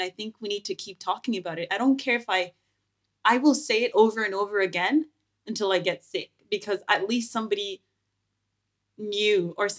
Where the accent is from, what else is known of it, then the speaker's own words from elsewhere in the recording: Moncton, New Brunswick, Canada; Yeah, so growing up in New Brunswick, actually Moncton to be specific, a small town, I would say relatively.